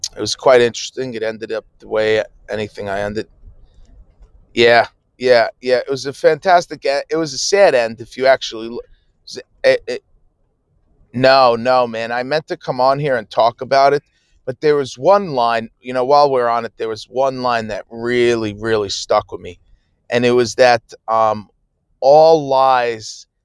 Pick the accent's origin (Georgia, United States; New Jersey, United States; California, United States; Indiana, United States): New Jersey, United States; I'm from New Jersey, so 10 Eastern